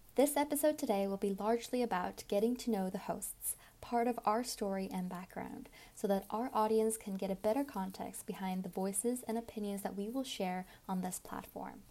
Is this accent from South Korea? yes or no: yes; South Korea; now in Sri Lanka; I'm a Korean student currently studying in Sri Lanka